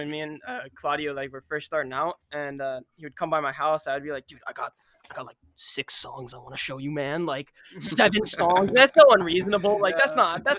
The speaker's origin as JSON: {"language": "English", "town": "Tampa", "region": "Florida", "country": "United States", "said": "we're from Tampa, Florida. Yep. The lovely state of Florida."}